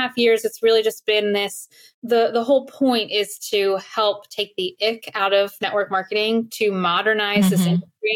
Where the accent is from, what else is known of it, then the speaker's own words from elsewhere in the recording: Alexandria, Virginia, United States; also born or lived in Farmville, Virginia; I grew up in Northern Virginia, so not far outside of DC, very blue collar family